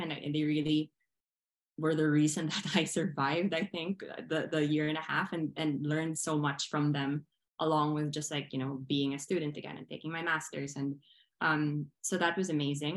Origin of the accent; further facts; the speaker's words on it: Philippines; moved away as an adult; also born or lived in Manila; I am Filipino. I was born there, I was raised there.